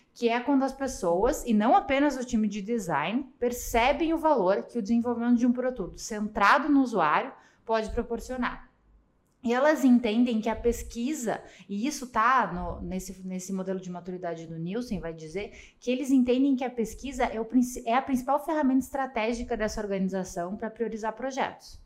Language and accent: Portuguese; Curitiba, Paraná, Brazil; sou curitibana